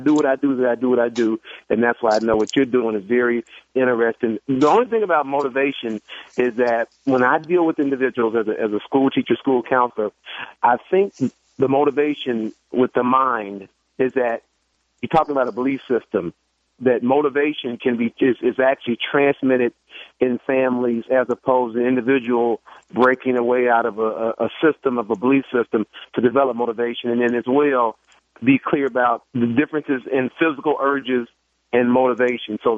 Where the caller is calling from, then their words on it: Cincinnati, Ohio, United States; Now, I'm not from Chicago. I'm, I'm in Ohio, Cincinnati.